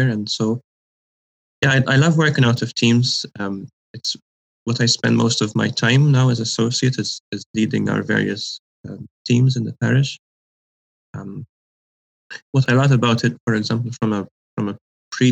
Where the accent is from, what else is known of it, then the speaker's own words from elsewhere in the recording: Malta; moved away as an adult; also born or lived in Scotland; now in Halifax, Canada; I'm originally from Malta